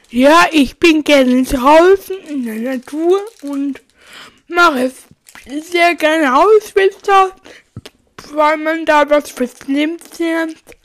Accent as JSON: {"language": "German", "country": "Germany", "said": "ich komme aus Plindenberg. Das ist so circa dreißig Kilometer vom Aron entfernt"}